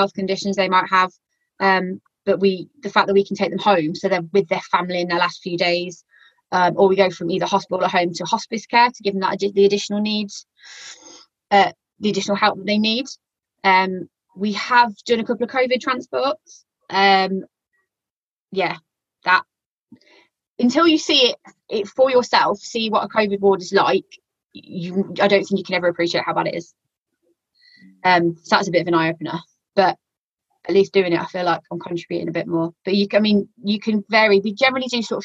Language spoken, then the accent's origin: English; Walsall, West Midlands, United Kingdom; accent: yam-yam; I'm originally from Warsaw, so my yam-yam accent has a tendency to come out a little bit as well